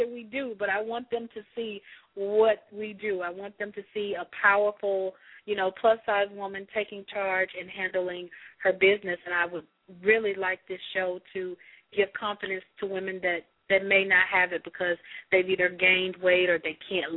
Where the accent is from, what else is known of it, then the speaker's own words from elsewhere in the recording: Mississippi, United States; I'm from Mississippi